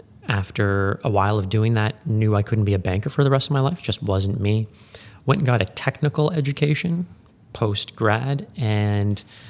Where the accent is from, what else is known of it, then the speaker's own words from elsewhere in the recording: Ottawa, Ontario, Canada; I was born and raised in Ottawa, believe it or not. Growing up in Ottawa, never thought I would stay.